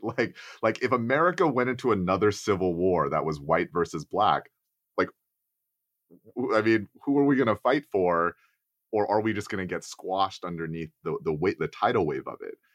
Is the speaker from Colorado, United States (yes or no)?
no; Texas, United States; being an Asian American man growing up in Texas